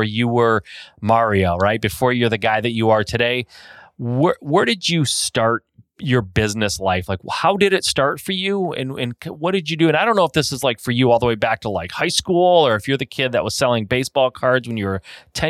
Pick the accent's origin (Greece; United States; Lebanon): United States; Michigan; I'm from Michigan.